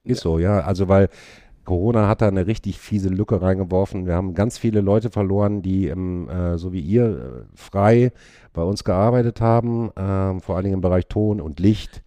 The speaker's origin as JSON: {"language": "German", "town": "Hattingen", "region": "North Rhine-Westphalia", "country": "Germany", "tie": "born or raised there", "also_born_or_lived": "Bochum", "moved": "as an adult", "lives_now": "Witten, Germany", "said": "ich bin in Hattingen groß geworden"}